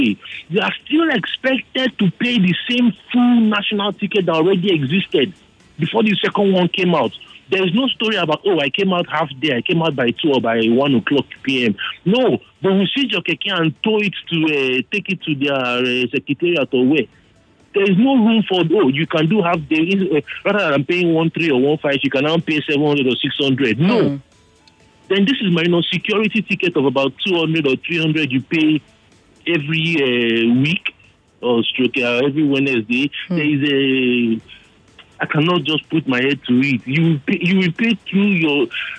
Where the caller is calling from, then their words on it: Lagos, Nigeria; I'm calling from Okota.